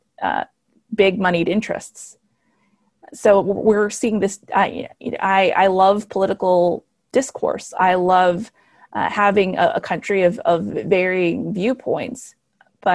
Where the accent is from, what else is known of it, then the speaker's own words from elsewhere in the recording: El Paso, Texas, United States; moved away as an adult; now in Dallas, United States; I was born in El Paso, Texas, to a Mexican mom